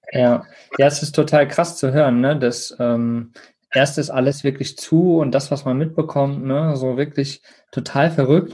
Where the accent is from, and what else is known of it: Germany